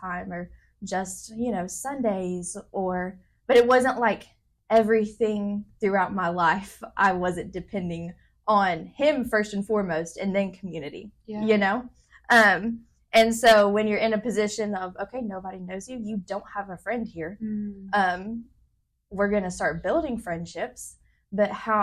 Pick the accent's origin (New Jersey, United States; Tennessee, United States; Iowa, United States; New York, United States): Tennessee, United States; Memphis; moved away as an adult; now in Nairobi, Kenya; I grew up in Memphis. And so I lived in the exact same house the whole 21 years